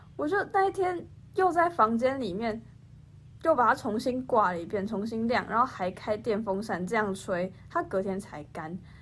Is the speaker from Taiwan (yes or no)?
yes; Kaohsiung, Taiwan; moved away as an adult; now in Hsinchu, Taiwan; 因为我是从高雄来的嘛，高雄基本上就是没有风，然后四季如夏，所以一年四季都是夏天，根本没有冬天这件事情